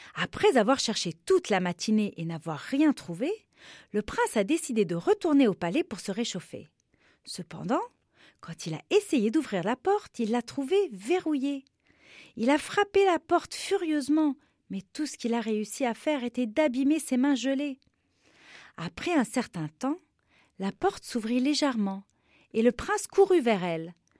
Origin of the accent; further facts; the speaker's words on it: Beirut, Beirut Governorate, Lebanon; je suis libanaise, je suis née à Beyrouth, au Liban, et j'avais 7 ans seulement quand la guerre a commencé dans mon pays